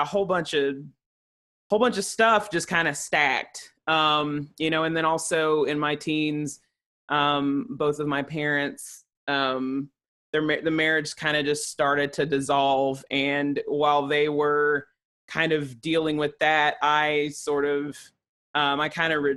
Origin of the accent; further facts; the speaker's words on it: Chattanooga, Tennessee, United States; moved away; also born or lived in Johnson City, Tennessee; growing up in Chattanooga